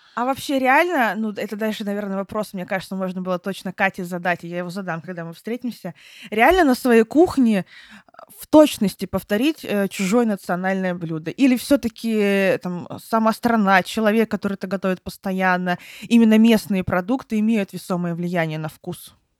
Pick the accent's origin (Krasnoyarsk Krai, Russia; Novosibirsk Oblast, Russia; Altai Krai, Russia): Altai Krai, Russia; Barnaul; moved away; я когда жила в Барнауле, там все детство свое провела в Барнауле с родителями